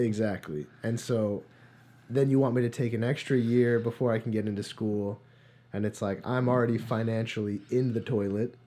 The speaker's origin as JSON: {"language": "English", "town": "New Providence", "region": "New Jersey", "country": "United States", "tie": "born or raised there", "moved": "yes", "said": "I'm originally from New Jersey. a small town called New Providence."}